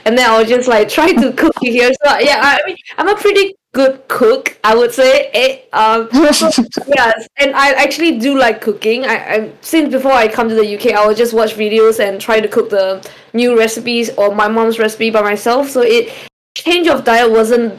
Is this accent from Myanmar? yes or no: yes; Myanmar; also born or lived in Singapore; now in United Kingdom; I'm from Myanmar, but I was living in Singapore